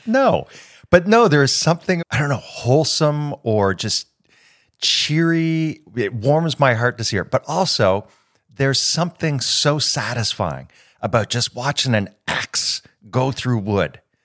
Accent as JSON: {"language": "English", "town": "Toronto", "region": "Ontario", "country": "Canada", "also_born_or_lived": "United States", "moved": "as an adult", "lives_now": "France", "said": "I get homesick for Toronto if I haven't been back in about a year. But I, to my core, I believe that I'm Canadian."}